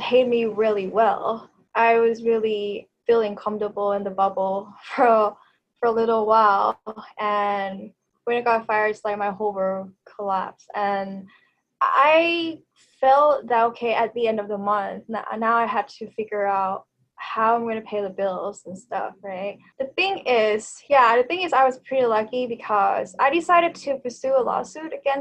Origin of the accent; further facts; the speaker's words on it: Bangkok, Thailand; first language Thai; English is a second language; also born or lived in Vancouver, Canada / Victoria, Canada; I am a native Thai speaker. I was born and raised in Bangkok.